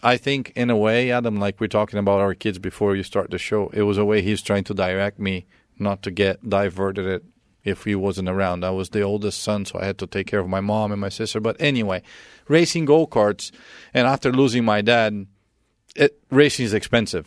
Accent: Brazil; moved away; growing up in Brazil, um, I lost my dad when I was thirteen

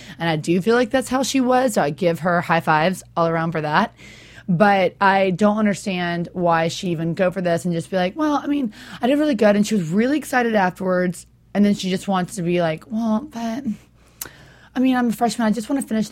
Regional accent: Los Angeles, California, United States; I'm from Los Angeles here

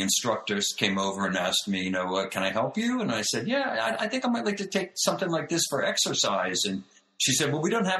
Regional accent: outside of Philadelphia, Pennsylvania, United States; I grew up outside of Philadelphia

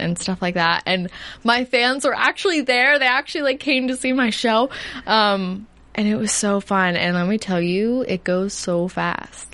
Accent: New Jersey, United States; I'm from New Jersey.

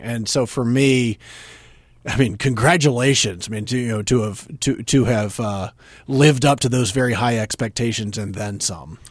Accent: North Carolina, United States; from North Carolina, where I grew up, and my hometown, my area has about a million people

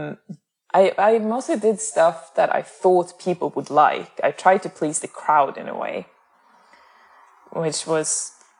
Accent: northern Sweden, Sweden; moved away as an adult; also born or lived in Amsterdam / Stockholm; I'm from Sweden, but I'm not from Stockholm. Like, I'm from the northern parts.

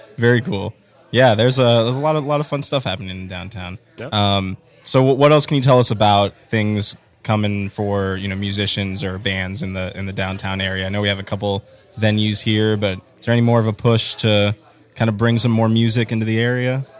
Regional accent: Tampa, Florida, United States; moved away as an adult; also born or lived in Chicago; I was born and raised here in Tampa

